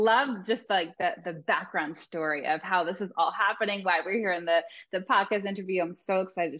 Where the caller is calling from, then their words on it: Laguna Beach, California, United States; I'm calling in from Laguna Beach, California, in the United States.